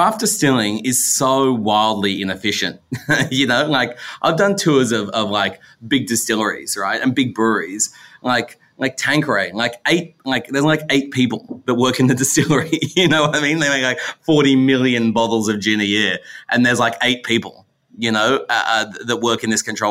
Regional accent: Australia; in Australia, we like milky coffee

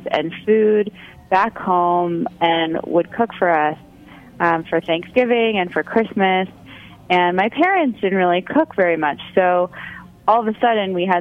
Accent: New York, United States; moved away as an adult; also born or lived in San Francisco; growing up in New York

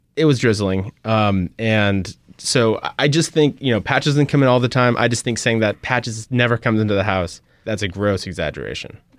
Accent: Albuquerque, New Mexico, United States; moved away as an adult; now in New Orleans, United States; We are both from Albuquerque, New Mexico, originally

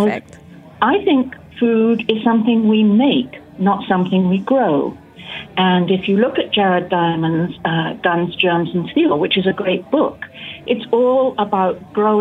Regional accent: England, United Kingdom; moved away as an adult; also born or lived in Hawaii; I was born and raised in England. I grew up on a large working farm

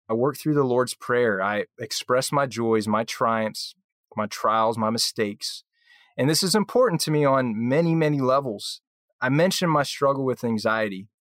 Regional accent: right outside of Philly, New Jersey, United States; I grew up in New Jersey, so right outside of Philly

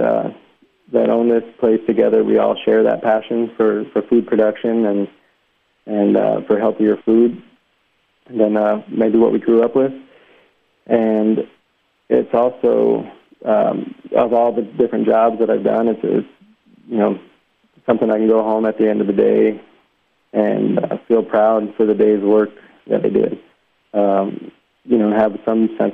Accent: Tucson, Arizona, United States; also born or lived in Sterling, Illinois; I was born in a small town in Illinois called Sterling, Illinois, it's about 100 miles west of Chicago, and it's a big corn and soybean town. And so I grew up, I grew up in Tucson

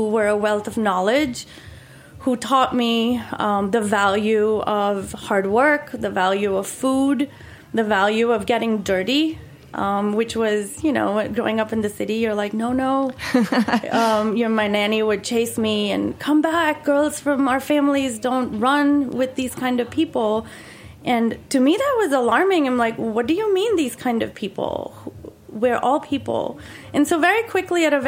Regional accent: Mumbai, Maharashtra, India; moved away as an adult; now in Wilton, United States; I grew up in Bombay, which is, you know, a big city.

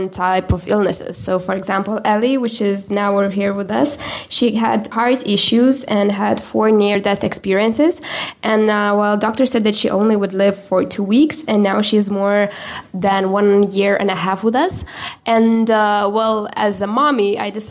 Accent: Lithuania; I'm from Lithuania.

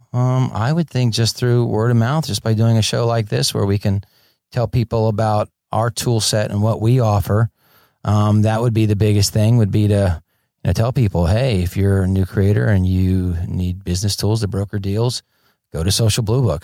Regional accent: Fort Lauderdale, Florida, United States; moved away as an adult; also born or lived in Orlando, Florida; now in Los Angeles, United States; I grew up in Fort Lauderdale, Florida, and went to film school in Orlando

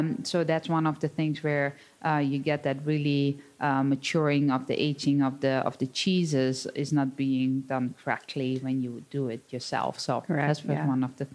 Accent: Netherlands; moved away as an adult; now in Wisconsin, United States; I'm born and raised on a 60-cow dairy farm in the Netherlands.

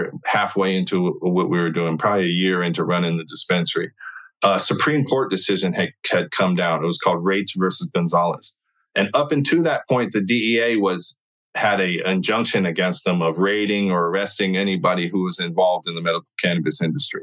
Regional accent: California, United States; I'm from California

